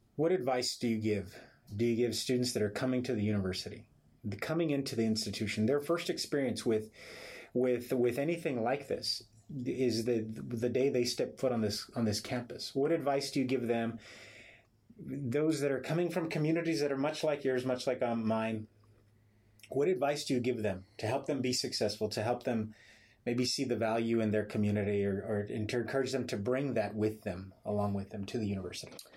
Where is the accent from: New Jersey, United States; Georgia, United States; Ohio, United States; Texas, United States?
Texas, United States; Elsa; I'm from Elsa